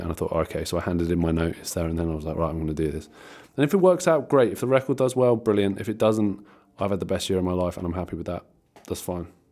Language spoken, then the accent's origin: English; Ventnor, South East England, United Kingdom; in Ventnor, um, which is my hometown